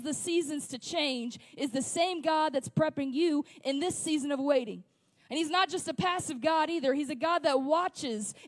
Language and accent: English; West Memphis, Arkansas, United States; also born or lived in Springfield, Missouri; I grew up in the Delta in West Memphis, and it's just cornfields.